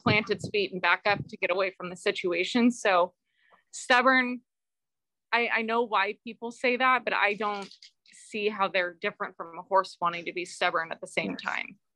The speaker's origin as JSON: {"language": "English", "town": "Bakersfield", "region": "California", "country": "United States", "said": "I'm from Bakersfield, California, and I run a nonprofit horse rescue organization"}